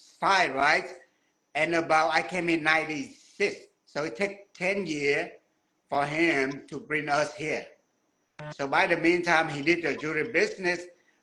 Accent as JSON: {"language": "English", "country": "Vietnam", "tie": "born or raised there", "second_language": "English", "moved": "yes", "lives_now": "Houston, United States", "said": "When I was little, I came up from Vietnam, small village."}